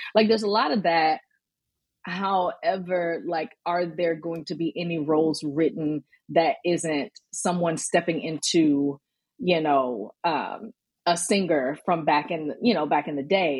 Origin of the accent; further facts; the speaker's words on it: Birmingham, Alabama, United States; now in Atlanta, United States; I'm originally born and raised in Birmingham, Alabama, you know, Southern. Southern girl